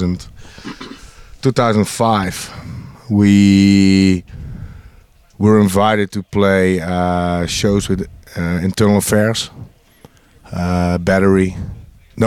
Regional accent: North Brabant, Netherlands; Brabant. I'm from Brabant. We're all born in villages.

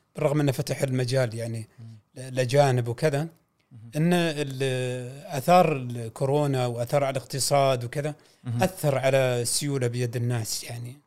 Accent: Saudi Arabia; عندنا في السعوديه

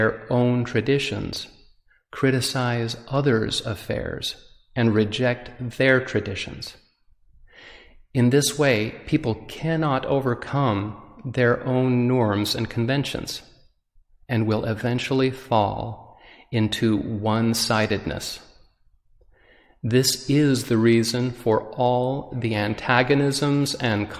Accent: Utah, United States; I'm visiting from Utah, where I was born and raised

